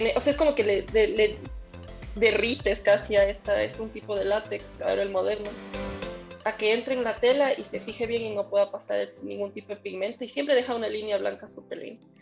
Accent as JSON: {"language": "Spanish", "country": "Ecuador", "also_born_or_lived": "Tokyo, Japan"}